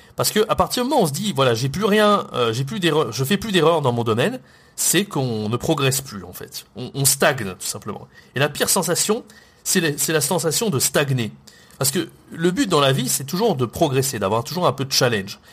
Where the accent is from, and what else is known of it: France